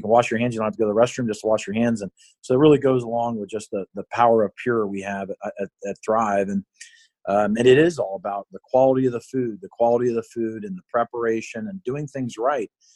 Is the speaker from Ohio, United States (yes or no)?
yes; Cincinnati, Ohio, United States; now in Ann Arbor, United States; I grew up in Cincinnati